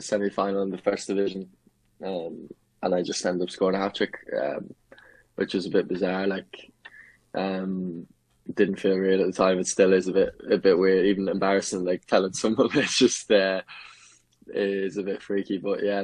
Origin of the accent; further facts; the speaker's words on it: Enfield, County Meath, Ireland; I grew up in Enfield in County Meath, so I was quite rural.